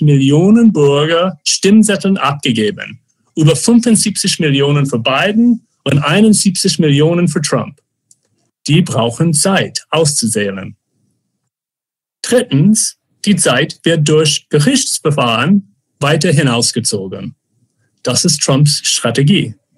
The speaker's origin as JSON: {"language": "German", "region": "Arizona", "country": "United States", "tie": "born or raised there", "second_language": "German", "moved": "yes", "said": "meinem Heimat Arizona"}